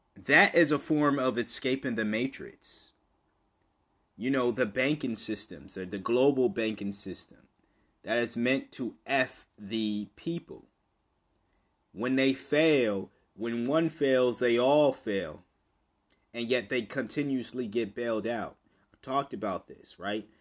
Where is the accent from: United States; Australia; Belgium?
United States; me speaking as an American